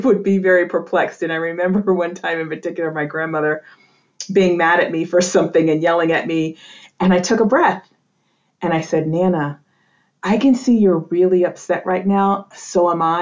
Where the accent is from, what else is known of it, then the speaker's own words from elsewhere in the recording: New England, United States; I grew up in New England in a very traditional Roman Catholic family.